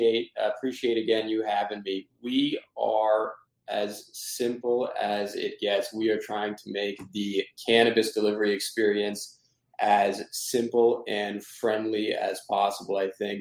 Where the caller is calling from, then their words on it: Boston, Massachusetts, United States; I am in Boston, Massachusetts, but we'll be back in Big Apple tomorrow.